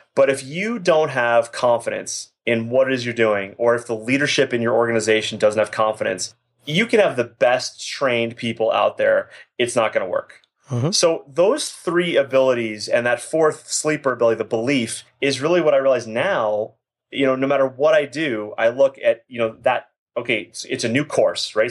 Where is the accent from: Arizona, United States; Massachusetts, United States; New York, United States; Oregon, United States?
Massachusetts, United States; Boston; now in Calgary, Canada; I'm originally from Boston, Massachusetts